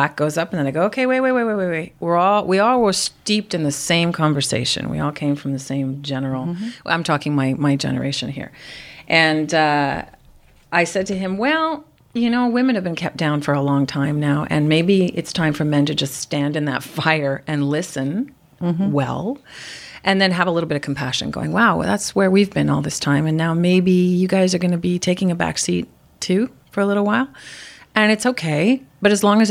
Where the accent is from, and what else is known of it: Montreal, Quebec, Canada